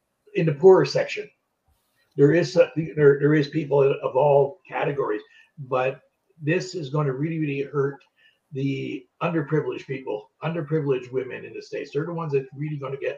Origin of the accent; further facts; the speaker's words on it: Canada; I'm Canadian, I'm not American.